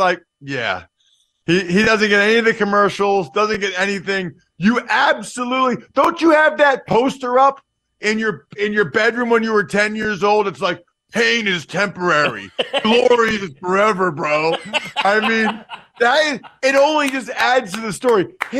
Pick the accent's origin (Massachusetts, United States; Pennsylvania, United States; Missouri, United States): Pennsylvania, United States; I grew up in Pennsylvania, Penn State season tickets, the whole deal.